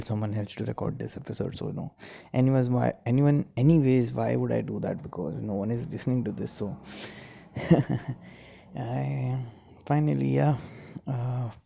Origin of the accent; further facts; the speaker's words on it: India; being an Indian, it's very difficult for me to buy something without any discount on it.